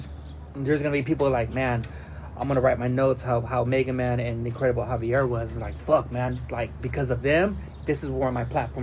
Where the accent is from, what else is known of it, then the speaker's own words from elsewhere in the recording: Wilmington, California, United States; Tony A and me, we're from Widmas, Wilmington, California.